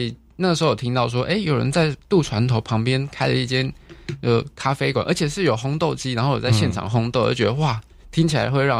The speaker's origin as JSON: {"language": "Chinese", "region": "Chiayi", "country": "Taiwan", "moved": "as an adult", "lives_now": "Kaohsiung, Taiwan", "said": "呃，我是我是嘉义出生，呃， {S1} 嗯嗯嗯 {S3} 嘉义人这样子。我爸爸是嘉义人，然后我妈妈是屏东人。可是我是这七八年来到高雄"}